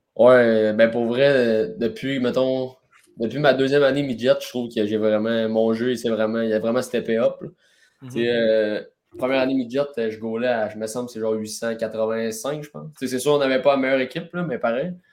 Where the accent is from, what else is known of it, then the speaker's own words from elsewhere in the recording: Rouyn-Noranda, Quebec, Canada; je viens de Rwanda